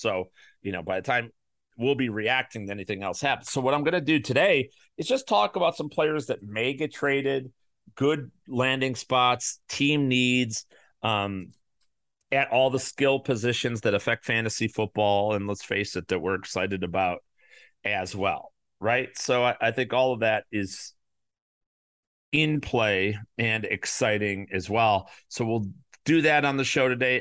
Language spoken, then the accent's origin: English; Chicago, Illinois, United States; the Chicago Bears, my hometown team